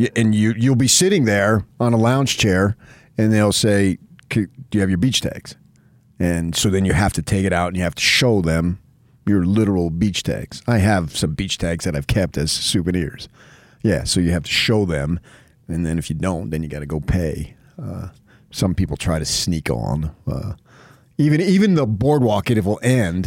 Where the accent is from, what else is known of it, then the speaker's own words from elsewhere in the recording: Morris County, New Jersey, United States; also born or lived in Essex County, New Jersey; now in California, United States; I was born in Essex County, grew up in Morris County